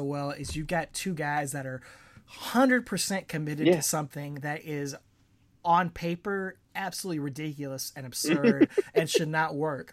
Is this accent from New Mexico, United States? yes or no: no; Augusta, Georgia, United States; we're both originally from Augusta, Georgia.